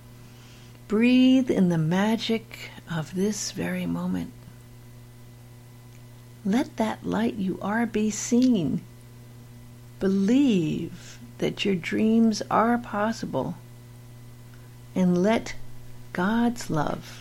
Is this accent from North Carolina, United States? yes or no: no; Beverly Hills, California, United States; I was raised in Beverly Hills